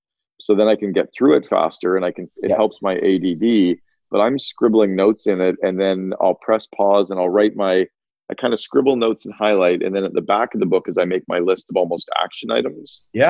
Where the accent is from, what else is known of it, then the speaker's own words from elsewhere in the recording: Northern Ontario, Canada; I grew up in Northern Ontario on these little, we didn't even have chairlifts. We had T-bars.